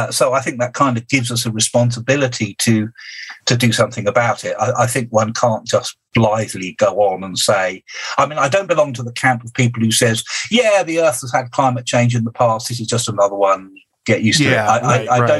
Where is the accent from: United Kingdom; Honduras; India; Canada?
United Kingdom; I'm a Brit.